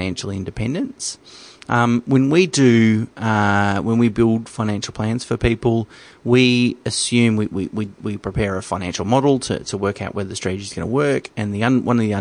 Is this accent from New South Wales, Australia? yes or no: no; Geelong, Victoria, Australia; I come from Geelong, so I know it quite well. It's a regional city in Victoria